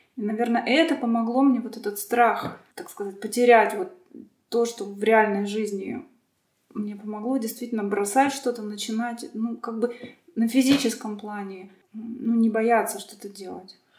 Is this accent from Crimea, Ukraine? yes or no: yes; Sevastopol, Crimea, Ukraine; я родом из Крыма, потому что Крым большую роль играет вообще в моей жизни сейчас, и что-то там такое есть. Я вот из Севастополя